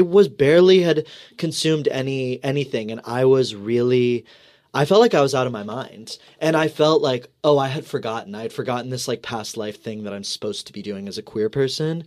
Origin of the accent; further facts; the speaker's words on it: Texas, United States; moved away; I'm from Texas.